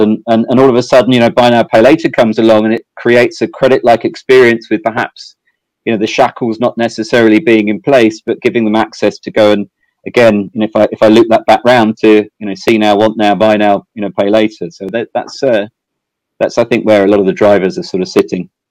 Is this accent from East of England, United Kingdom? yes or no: no; South East England, United Kingdom; moved away as an adult; also born or lived in Amsterdam, Netherlands / Ireland / Sydney, Australia; now in Singapore; I'm from England originally. Um, I think uh, my accent still still shows that. Um, I, I, grew up in uh, sort of southeast England.